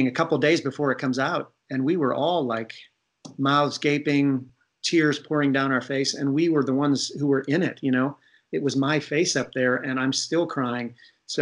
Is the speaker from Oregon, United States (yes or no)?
no; Ohio, United States; moved away; I'm from Ohio